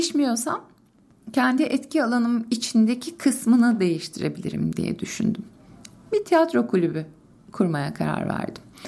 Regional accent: Istanbul, Turkey; Zeytinburnu'nda doğdum, büyüdüm.

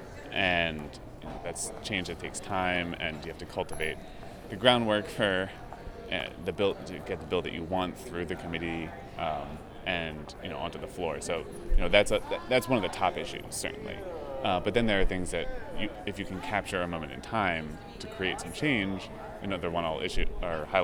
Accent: Bucks County, outside Philadelphia, Pennsylvania, United States; moved away as an adult; now in Washington, D.C., United States; originally I'm from outside Philadelphia in Bucks County, but now I live in Washington, D.C.

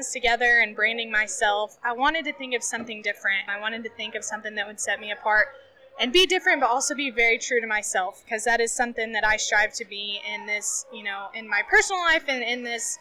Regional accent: West Texas, United States; growing up in Texas, in West Texas, the Southwest

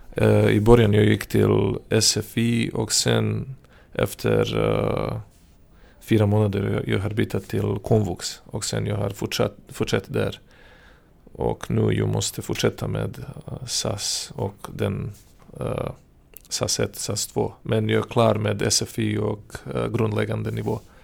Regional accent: Serbia; first language Serbian; Swedish is a second language; moved away as an adult; now in Södertälje, Sweden; Jag kommer från Serbien.

